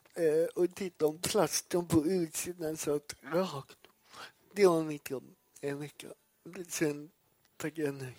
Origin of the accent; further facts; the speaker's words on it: Gothenburg, Västra Götaland, Sweden; Jag är uppvuxen i Göteborg